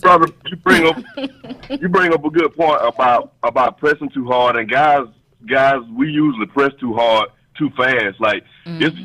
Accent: Georgia, United States; now in DC area, United States; I'm from Georgia

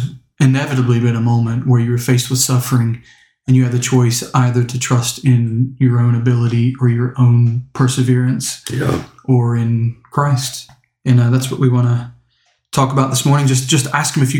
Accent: United States; now in Stoke-on-Trent, United Kingdom

